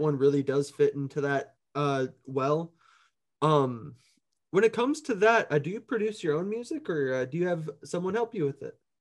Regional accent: Minneapolis, Minnesota, United States; Minneapolis has shaped a lot of where my sound comes from, just as far as, like, people I knew and, like, growing up there

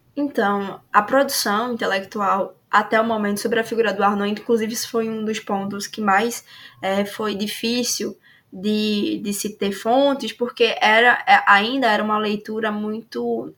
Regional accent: Alagoas, Brazil; eu sou de Alagoas

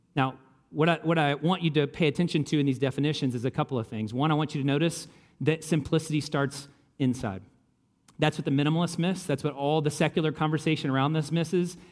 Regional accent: Kentucky, United States; I grew up in Kentucky.

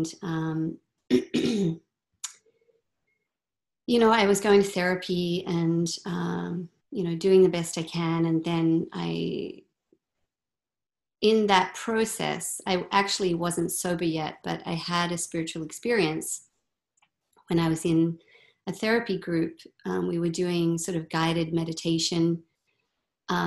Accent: Australia; moved away as an adult; now in Vancouver, Canada; I grew up in Australia

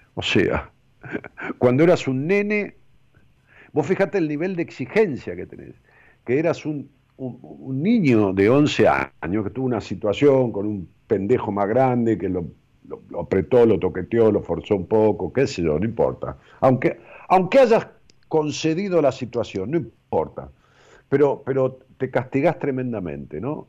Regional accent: Ramos Mejía, Buenos Aires Province, Argentina; allá en mi pueblo, en Ramos Mejía

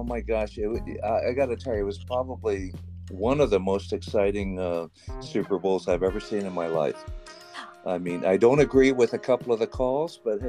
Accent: Los Angeles, California, United States; also born or lived in El Monte / Orange County; I was born in Los Angeles, the actual city of L.A., and I was raised there as a kid. I lived in L.A., you know, county until I was probably about 20, and then I moved to Orange County.

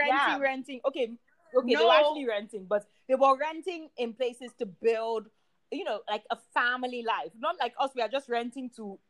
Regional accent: Lagos, Nigeria; also born or lived in United Kingdom; And, also, privilege of being Nigerian kids, your home is always your home. So even like in UK, I live with my mom anytime she was around.

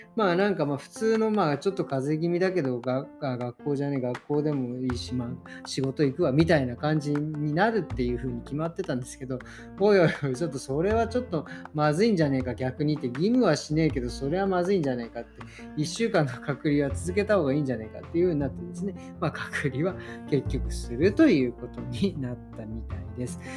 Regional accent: Japan; now in Germany; 僕らみたいに日本人だろうが

